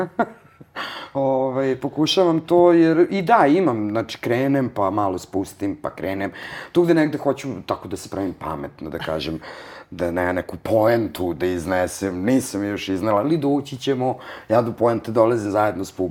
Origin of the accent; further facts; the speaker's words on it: Vojvodina, Serbia; Prosto iz Vojvodine sam, ne mogu ja, pod pritiskom sam pravljena